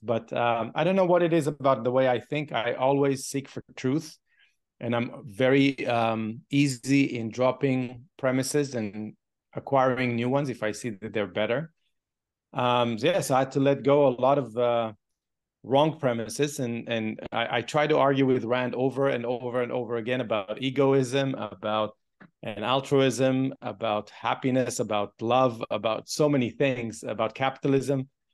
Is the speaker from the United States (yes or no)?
no; Israel; moved away; I grew up in a kibbutz.